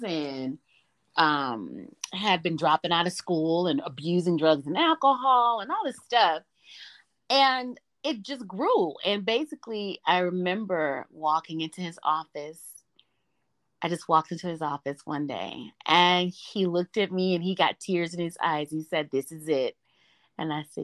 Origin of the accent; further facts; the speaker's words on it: Memphis, Tennessee, United States; As a young lady growing up in the South, I grew up in Memphis, Tennessee.